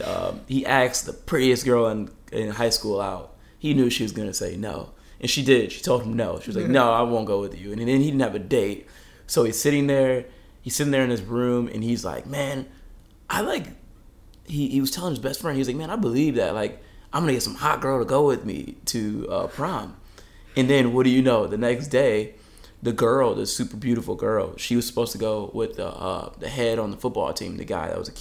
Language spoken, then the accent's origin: English; Detroit, Michigan, United States; moved away as an adult; now in Southern California, United States; I'm a kid from Michigan. I'm from, you know, Metro Detroit area.